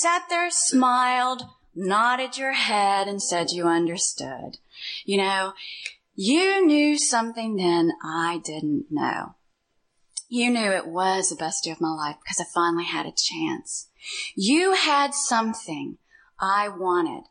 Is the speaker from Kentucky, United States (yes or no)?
yes; Louisville, Kentucky, United States; moved away as an adult; I came from Louisville, Kentucky